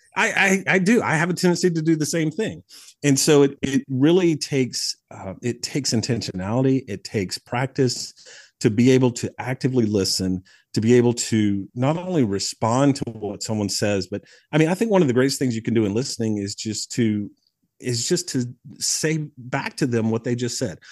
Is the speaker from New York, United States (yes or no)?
no; Mauldin, South Carolina, United States; I grew up in the upstate of South Carolina, so I was raised just outside of Malden, you know, in, in Greenville County